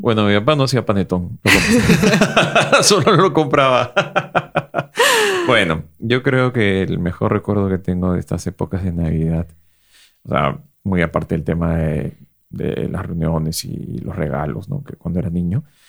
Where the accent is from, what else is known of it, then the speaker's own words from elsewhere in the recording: Peru; dos foodloggers peruanos orgullosos de su gastronomía